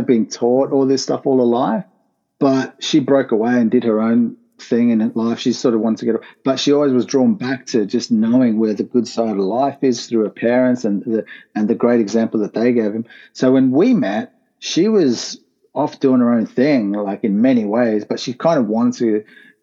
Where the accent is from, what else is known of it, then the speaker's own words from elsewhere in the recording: Sydney, New South Wales, Australia; moved away as an adult; also born or lived in Rockdale; now in Brisbane, Australia; born and raised in Sydney. I came to Brisbane a year ago